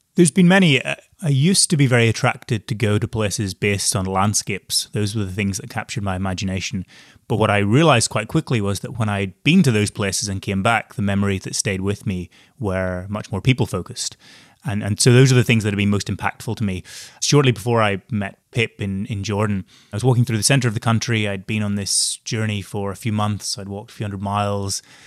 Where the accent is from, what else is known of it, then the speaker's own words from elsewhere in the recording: Northern Ireland, United Kingdom; moved away; growing up in Northern Ireland with not much experience of the outside world